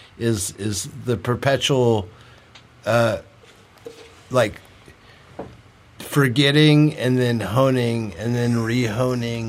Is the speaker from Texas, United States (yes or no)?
yes; Texarkana, Texas, United States; now in Kansas City, United States; I was born in Texarkana